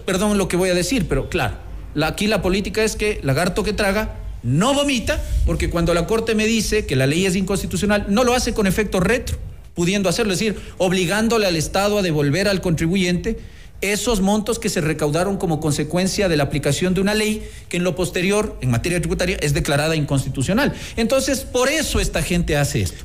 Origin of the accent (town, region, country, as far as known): Ecuador